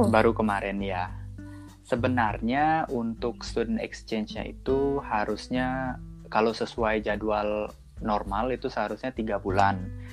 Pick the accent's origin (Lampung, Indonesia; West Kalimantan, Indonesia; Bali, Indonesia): Bali, Indonesia; Denpasar; berasal dari Denpasar, tepatnya di Provinsi Bali